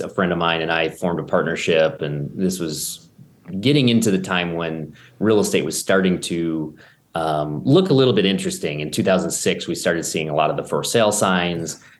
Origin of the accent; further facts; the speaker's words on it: Buffalo, New York, United States; I grew up in Buffalo